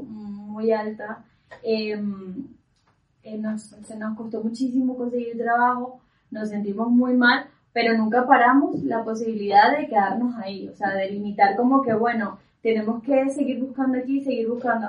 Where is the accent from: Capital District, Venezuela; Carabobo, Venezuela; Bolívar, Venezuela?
Carabobo, Venezuela; Valencia; moved away as an adult; now in Spain; nosotros somos inicialmente de, de Valencia